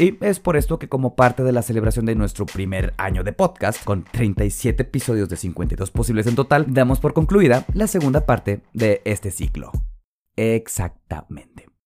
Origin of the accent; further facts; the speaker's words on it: Mazatlán, Sinaloa, Mexico; soy de Mazatlán, Sinaloa.